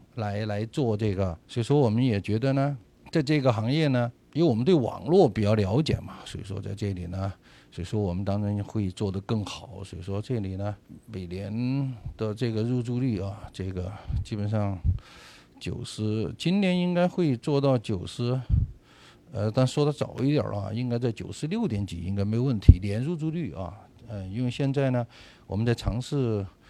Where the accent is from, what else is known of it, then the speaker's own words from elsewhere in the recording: China; moved away as an adult; now in Los Angeles, United States; 我们作为中国人